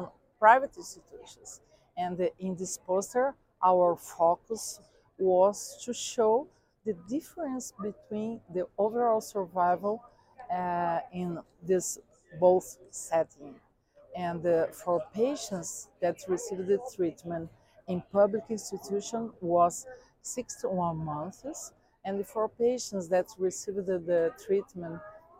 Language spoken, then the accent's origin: English; Brazil; I'm from Brazil.